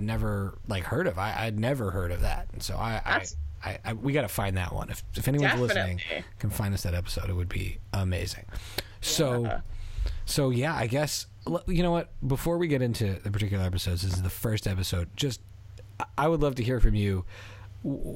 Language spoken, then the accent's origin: English; Canada; also born or lived in Philadelphia, United States; I was raised in Canada too.